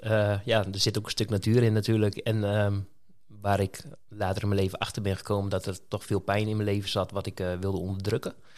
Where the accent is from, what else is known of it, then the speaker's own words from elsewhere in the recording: Tolbert, Groningen, Netherlands; also born or lived in Roden, Drenthe; ik ben geboren in Rode. Eh, toen ik acht was, ben ik naar Leek verhuisd, naar Tolbert.